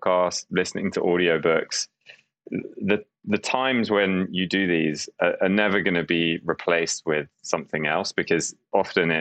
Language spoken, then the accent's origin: English; London, United Kingdom; I grew up in London in the UK.